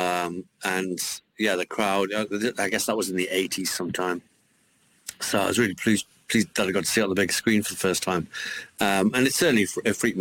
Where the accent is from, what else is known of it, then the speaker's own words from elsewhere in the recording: Newcastle upon Tyne, North East England, United Kingdom; a kid growing up in Newcastle